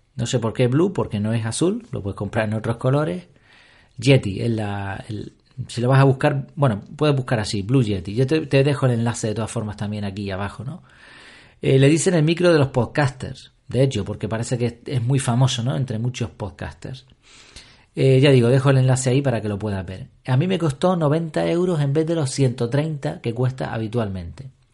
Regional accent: Canary Islands, Spain; aquí en Canarias

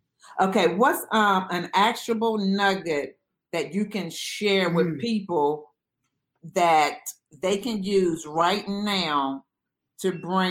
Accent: Charlottesville, Virginia, United States; moved away; No, I grew up in the country. I'm originally from Charlottesville, Virginia, so I love the country life now.

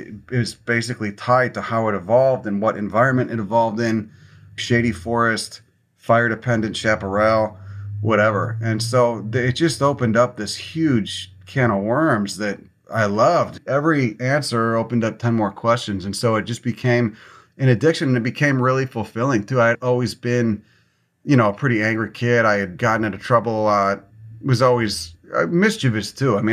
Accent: Chicago, Illinois, United States; moved away; I grew up in Chicago

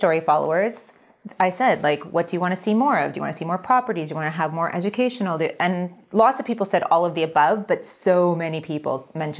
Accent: Rexdale, Ontario, Canada; I grew up in Rexdale.

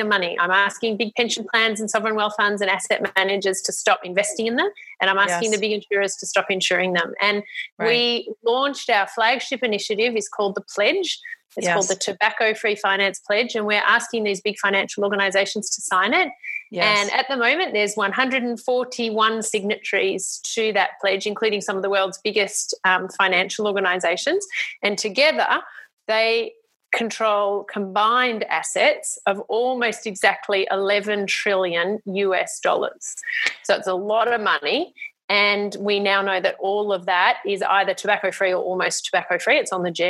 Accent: Australia; I was very lucky as an Australian

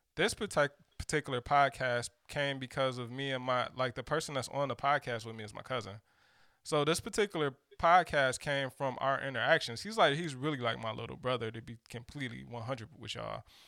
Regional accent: Detroit, Michigan, United States; I'm from Detroit

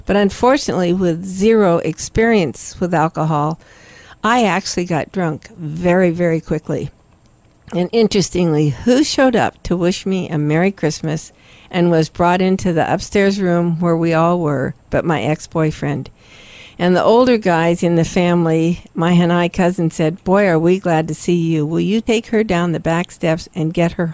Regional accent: Salem, Oregon, United States; I was born and raised in Salem, Oregon

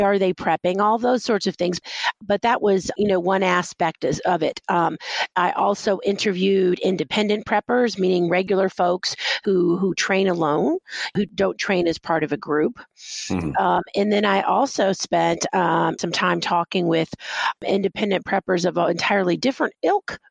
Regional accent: Texas, United States; now in New York City, United States; and I'm from Texas, you know, I was born in Texas

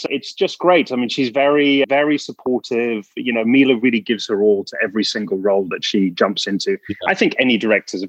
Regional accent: England, United Kingdom; as an Englishman

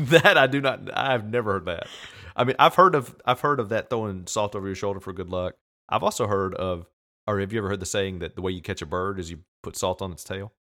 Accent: United States; I'm from America, I live here

